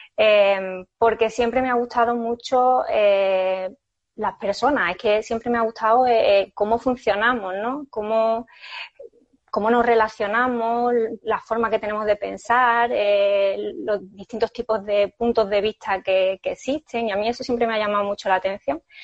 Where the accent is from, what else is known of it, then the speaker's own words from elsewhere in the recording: Seville, Andalusia, Spain; moved away as an adult; now in Fuengirola, Spain; cuando yo vivía en Sevilla, pero yo soy sevillana